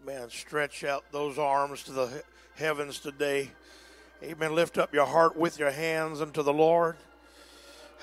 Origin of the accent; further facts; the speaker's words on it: Texas, United States; I'm a Texan